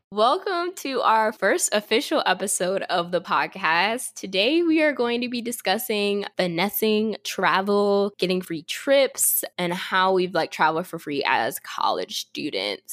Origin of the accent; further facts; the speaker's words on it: York, Pennsylvania, United States; moved away; I'm from Pennsylvania, but I actually lived in York, which is like five hours from Pittsburgh